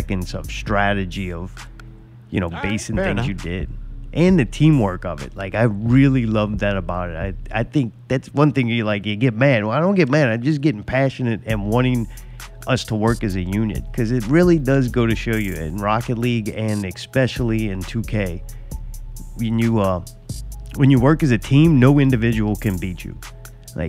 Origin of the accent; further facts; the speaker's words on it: United States; I grew up in America